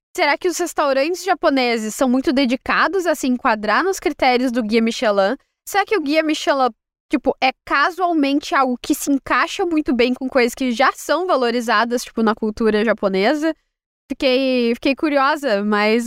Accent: interior of Rio Grande do Sul, Brazil; eu sou do interior do Rio Grande do Sul

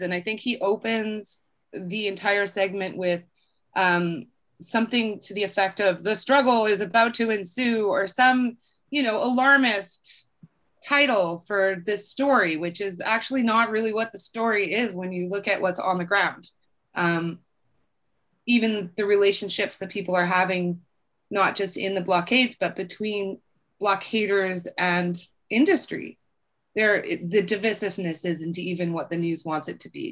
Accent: British Columbia, Canada; as British Columbians

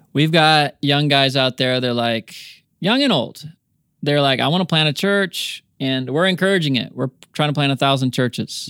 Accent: United States; accent: American; also born or lived in New Zealand; my American accent

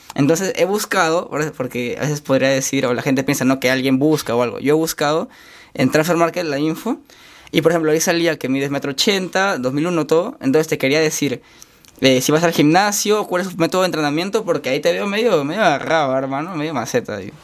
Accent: Chiclayo, Lambayeque, Peru; moved away as an adult; now in Lima, Peru; yo soy de Chiclayo

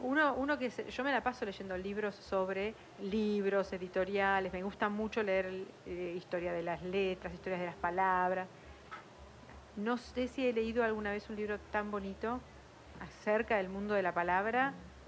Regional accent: La Plata, Buenos Aires Province, Argentina; soy de afuera, soy de la Ciudad de La Plata, de las afueras de la Ciudad de La Plata.

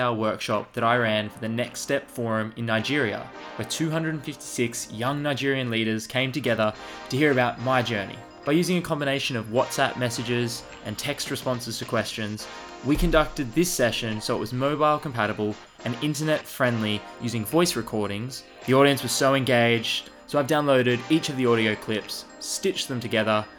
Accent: Australia; I grew up in Australia. I grew up in a little country town about 4 hours drive inland from a city

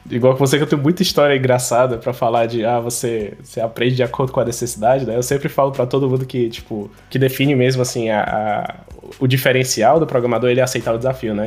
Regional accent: Fortaleza, Ceará, Brazil; eu sou de Fortaleza

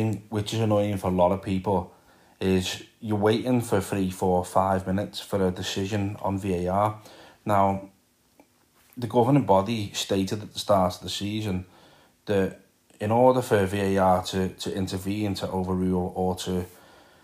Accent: Liverpool, North West England, United Kingdom; as you can probably tell by the accent. I am from Liverpool.

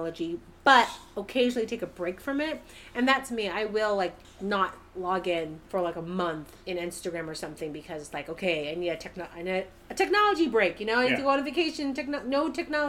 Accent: California, United States; being a Californian girl

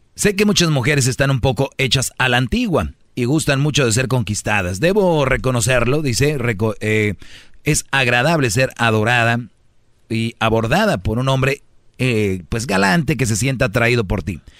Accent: Monterrey, Nuevo León, Mexico; yo soy de Monterrey

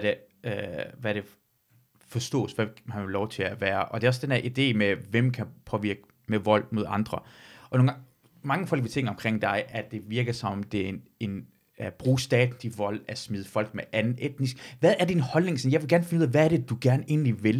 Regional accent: Iran; now in Denmark; jeg er født og vokset i Iran

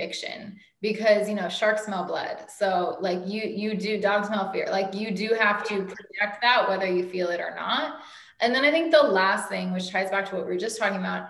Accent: Oakland, California, United States; also born or lived in Los Angeles, California / New York; I'm from Oakland, California, which is not that far

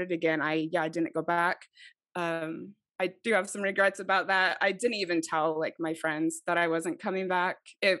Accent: Mesa, Arizona, United States; moved away as an adult; also born or lived in Idaho; I'm from Mesa

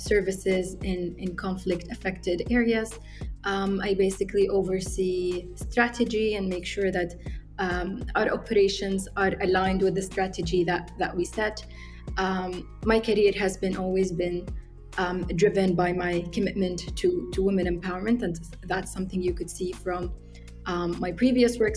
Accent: Benghazi, Cyrenaica, Libya; moved away as an adult; also born or lived in Egypt; I grew up in Benghazi. This is where I lived my whole life.

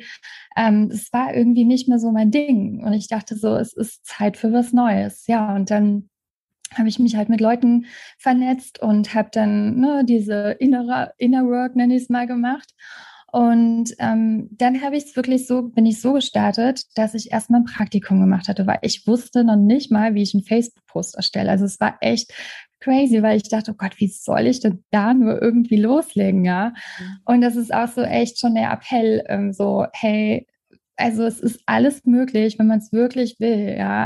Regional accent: Trier, Rhineland-Palatinate, Germany; moved away as an adult; ich habe in Trier gelebt, in meiner alten Heimat

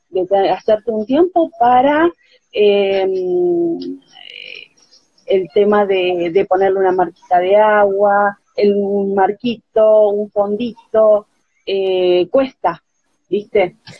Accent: Barranqueras, Chaco, Argentina; now in Buenos Aires Province, Argentina; Nací en el Chaco

